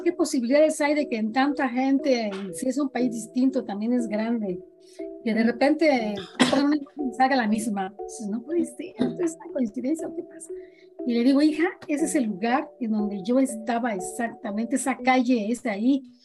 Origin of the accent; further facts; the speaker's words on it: Mexico; yo soy de, México, les dije, de México.